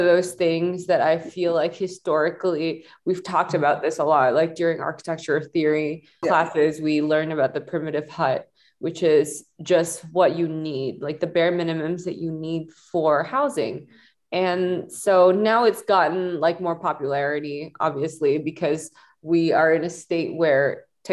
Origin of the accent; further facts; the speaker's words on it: Singapore; moved away as an adult; now in Los Angeles, United States; I grew up in Singapore and then I came to LA.